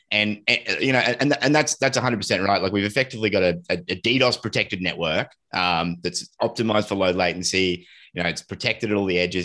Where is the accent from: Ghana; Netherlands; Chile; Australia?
Australia; we're Aussie and, uh, and, and, like, we've grown up with just horrible connectivity to the rest of the world